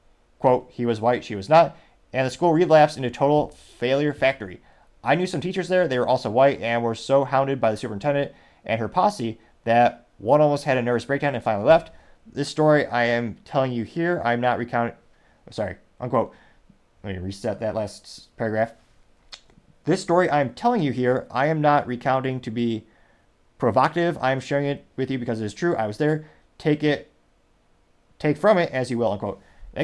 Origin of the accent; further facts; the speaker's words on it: Midwest, United States; I was a child growing up in the Midwest.